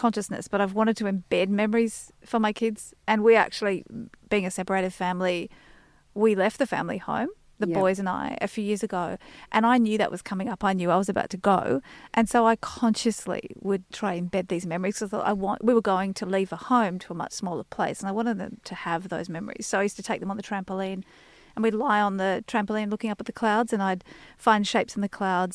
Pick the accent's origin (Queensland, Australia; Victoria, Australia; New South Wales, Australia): New South Wales, Australia; Sydney; We grew up in Yowie Bay in the Sutherland Shire